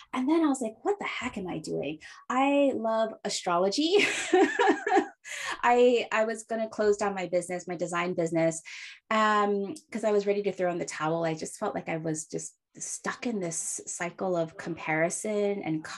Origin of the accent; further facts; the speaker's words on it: Hawaii, United States; now in San Francisco, United States; I was born and raised in Hawaii, but now live in San Francisco